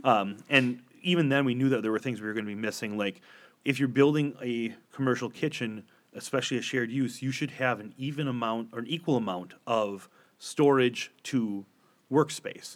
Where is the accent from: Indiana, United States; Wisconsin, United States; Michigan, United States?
Wisconsin, United States; Door County; I grew up in Door County, Wisconsin.